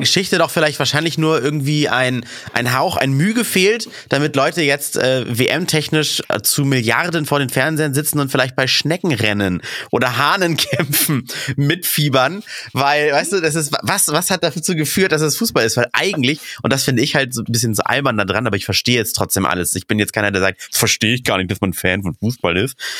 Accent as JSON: {"language": "German", "region": "Hamburg", "country": "Germany", "tie": "born or raised there", "said": "im DSV, da wo ich aufgewachsen bin, Dufenstädter Sportverein"}